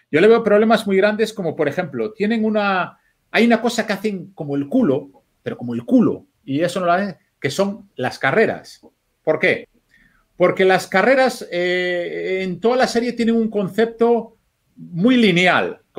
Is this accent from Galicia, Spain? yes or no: yes; Vigo, Galicia, Spain; Pues yo ya digo, oye, mira, si es relevante para lo que yo cuente que yo sea de Vigo, ya lo meteré cuando, cuando toque.